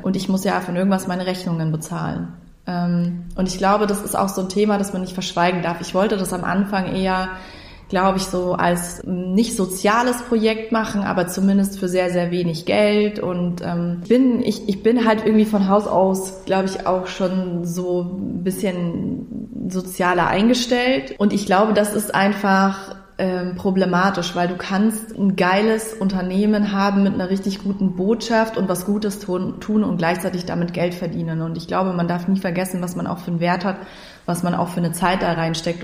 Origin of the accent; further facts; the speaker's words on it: Munich, Bavaria, Germany; moved away as an adult; now in Lower Bavaria, Germany; wir sind halt beide in München geboren und aufgewachsen